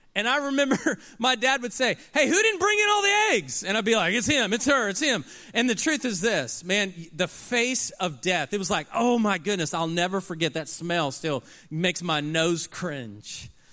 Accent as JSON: {"language": "English", "town": "Oklahoma City", "region": "Oklahoma", "country": "United States", "tie": "born or raised there", "said": "I grew up in Oklahoma City, Oklahoma"}